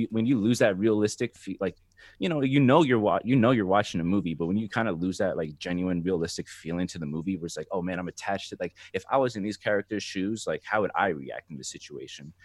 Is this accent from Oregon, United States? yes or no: no; New Jersey, United States; moved away as an adult; now in Seattle, United States; I'm from Jersey, so I was, I grew up on, like, New York rap and hip-hop